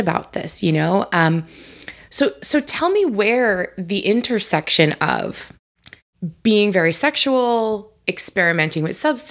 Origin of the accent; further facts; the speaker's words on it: Long Island, New York, United States; I was born and raised on Long Island